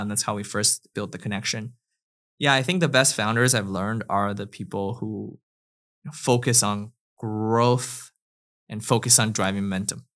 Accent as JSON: {"language": "English", "country": "China", "tie": "born or raised there", "also_born_or_lived": "Canada / United States", "moved": "yes", "said": "I grew up in China and then moved to Canada and then went to the U S for school"}